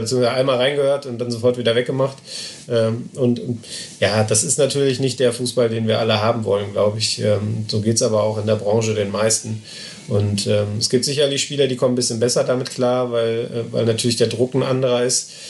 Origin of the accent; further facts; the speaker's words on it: Essen, North Rhine-Westphalia, Germany; ich bin in Essen geboren